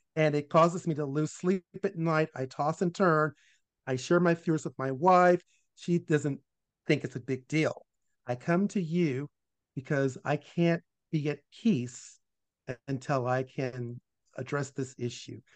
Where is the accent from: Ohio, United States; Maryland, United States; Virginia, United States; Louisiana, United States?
Virginia, United States; Richmond; was born in Richmond, Virginia uh, in 1961, uh, in the capital of the Confederacy. And for the first eight years of my life, I lived in a, um, a world that was all Black